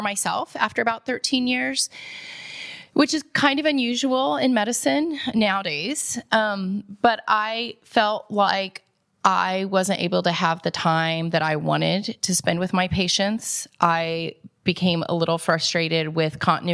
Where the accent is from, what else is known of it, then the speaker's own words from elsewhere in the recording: Indianapolis, Indiana, United States; moved away as an adult; now in Columbus, United States; I actually grew up on the west side of Indianapolis